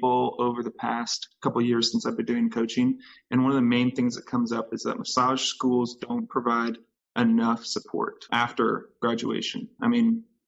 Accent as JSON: {"language": "English", "region": "Texas", "country": "United States", "moved": "yes", "said": "I'm from Texas originally"}